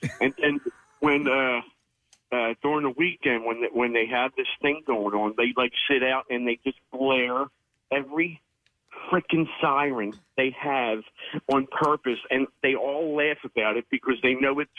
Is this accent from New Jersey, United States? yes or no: yes; New Jersey, United States; moved away as an adult; also born or lived in Phoenix, Arizona; I'm originally from South Jersey. And we moved back here from Phoenix, Arizona.